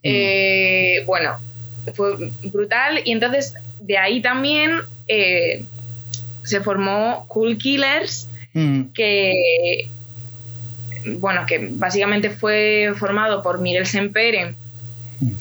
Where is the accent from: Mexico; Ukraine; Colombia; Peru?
Ukraine; now in Spain; yo soy ucraniana